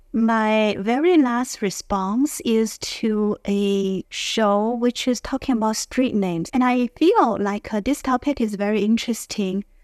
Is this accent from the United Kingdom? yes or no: no; Beijing, China; I'm from Beijing.